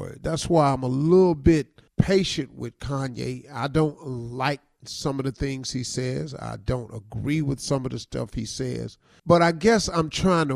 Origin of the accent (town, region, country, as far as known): United States